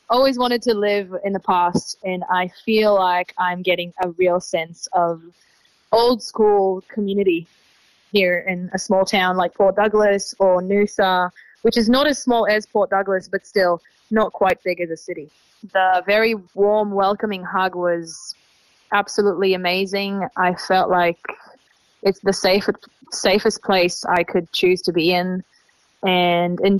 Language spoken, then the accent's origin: English; Tel Aviv, Tel Aviv District, Israel; English is a second language; moved away as an adult; now in Australia; I'm originally from Tel Aviv. I'm 26 years old, and I've been uh, living and traveling in Australia since um, October 2022.